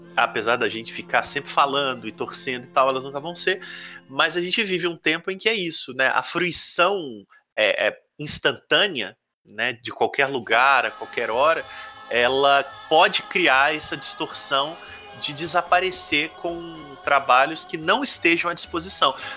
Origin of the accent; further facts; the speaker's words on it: Ubá, a town in inland Minas Gerais, Brazil; O Marcos e eu, que somos de Ubar, cidade do interior de Minas